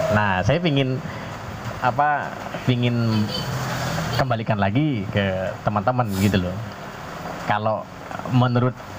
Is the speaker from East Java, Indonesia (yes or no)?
yes; Jember, East Java, Indonesia; now in Trenggalek, Indonesia; asal usul saya dari Jember